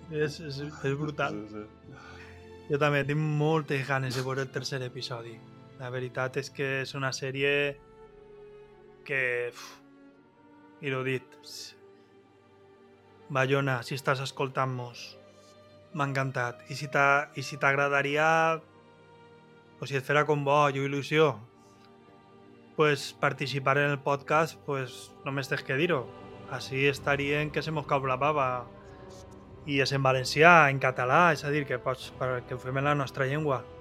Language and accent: Catalan; Valencian Community, Spain; accent: Valencian; first language Valencian; jo és fer la meva teràpia i parlar en valencià, que és la meva llengua.